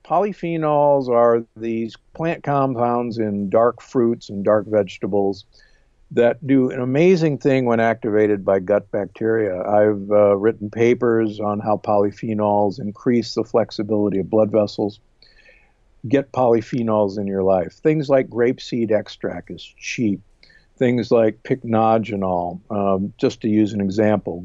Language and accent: English; Omaha, Nebraska, United States; moved away; also born or lived in Milwaukee, Wisconsin; I grew up in Omaha, Nebraska, and uh, actually in Milwaukee, just above you